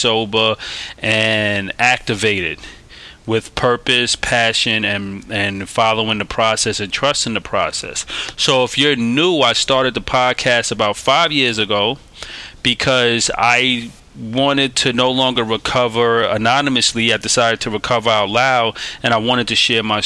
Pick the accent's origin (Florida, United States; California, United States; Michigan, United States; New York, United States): New York, United States; New York City; also born or lived in Staten Island, New York; I'm a kid from Brooklyn, New York, hailing from New York City. I was born in Staten Island